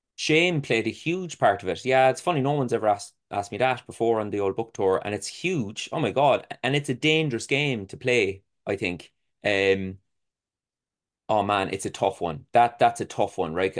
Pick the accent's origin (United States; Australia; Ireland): Ireland; being an Irish person